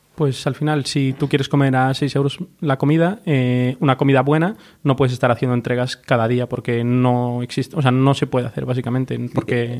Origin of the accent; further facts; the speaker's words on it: Galicia, Spain; moved away as an adult; los dos somos de fuera, somos gallegos